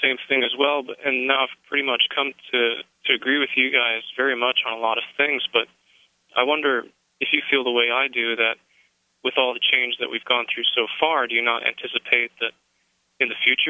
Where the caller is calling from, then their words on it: South Dakota, United States; I'm from South Dakota.